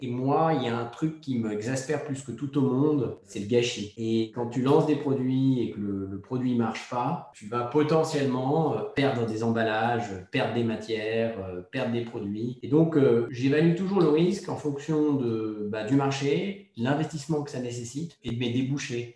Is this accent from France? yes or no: yes; Savoy, Auvergne-Rhône-Alpes, France; moved away as an adult; also born or lived in Paris; Je suis au Savoyard d'origine